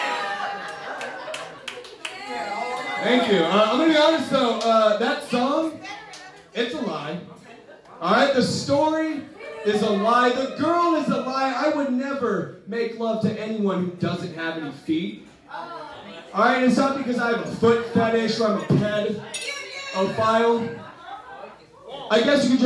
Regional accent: Antioch, California, United States; I grew up in Antioch

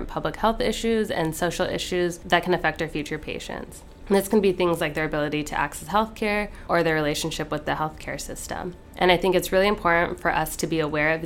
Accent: California, United States; moved away as an adult; now in Hattiesburg, United States; I'm an OMS2 from California.

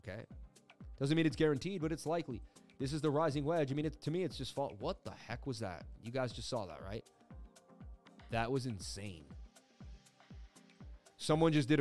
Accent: Boston, Massachusetts, United States; moved away as an adult; also born or lived in New York City; I am from Boston, Mass. I lived in New York City for 20 years, but I'm in Boston, Mass right now.

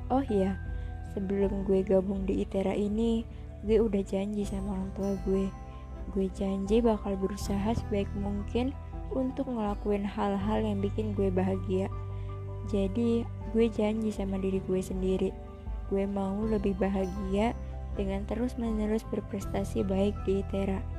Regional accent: Tangerang, Banten, Indonesia; Gue lahir dan stay di Tangerang bareng orang tua.

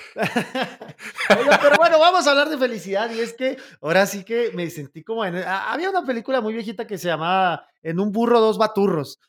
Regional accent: Chihuahua, Mexico; los que somos del norte de México, específicamente de Chihuahua

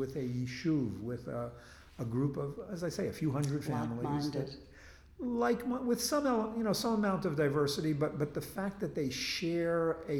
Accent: United States; moved away as an adult; also born or lived in Israel; now in Jerusalem, Israel; when I was growing up, there was a draft in the United States

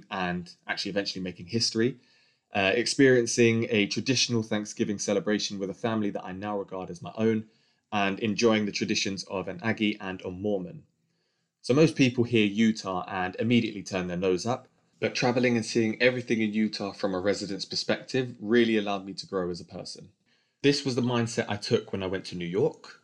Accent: London, United Kingdom; born and raised in London with a white English mum and a black Grenadian dad

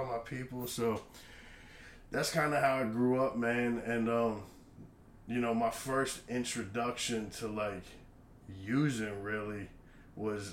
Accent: Rockville, Maryland, United States; moved away as an adult; now in Virginia, United States; I was born and raised and lived basically in the same house for almost 25 years in Rockville, Maryland

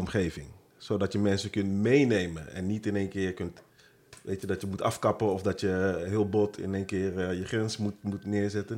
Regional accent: Rotterdam, South Holland, Netherlands; Geboren getogen in een van de mooiste steden van, van het land, zeg ik heel trots, Rotterdam.

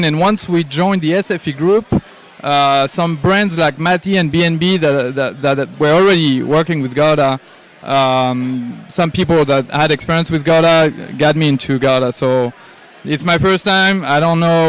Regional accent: France; moved away as an adult; now in United States; I'm from France originally. So I've been in the US for 9 years

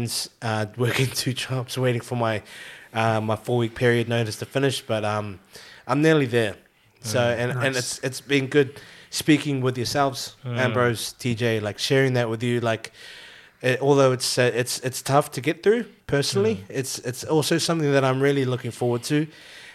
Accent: New Zealand; now in Australia; I'm actually Filipino. I know, I don't sound Filipino. But Filipino. I was raised in New Zealand. My parents are from Philippines

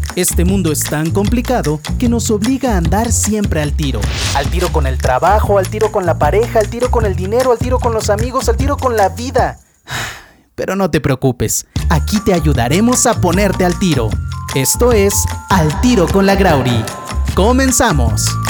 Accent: Chihuahua, Mexico; soy de Chihuahua

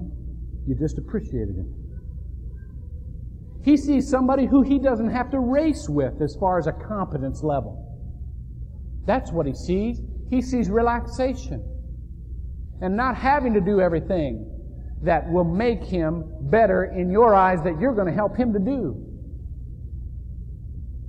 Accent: Shelby, Ohio, United States; When I was growing up in Shelby, Ohio

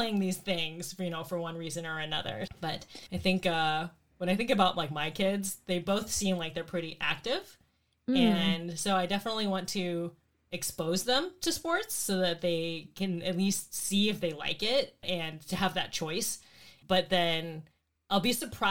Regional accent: Arizona, United States; now in Bay Area, United States; growing up in Arizona

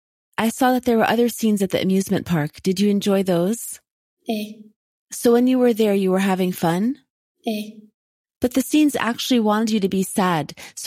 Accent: Aleppo, Aleppo Governorate, Syria; now in Chicago, United States; my hometown in Syria. I'm from Aleppo

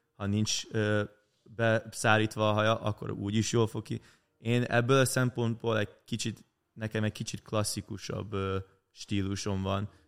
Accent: Canada; kint nálunk Kanadában

